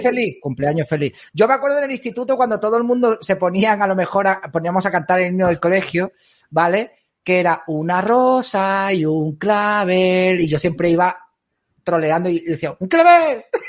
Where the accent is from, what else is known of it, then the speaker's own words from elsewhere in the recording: Spain; mi casa es España